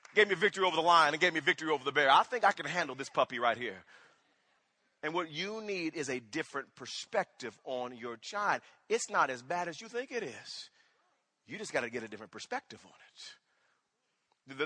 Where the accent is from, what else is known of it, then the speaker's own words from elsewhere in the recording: Wewoka, Oklahoma, United States; moved away; When I was growing up in Wewoka, Oklahoma, I had an older brother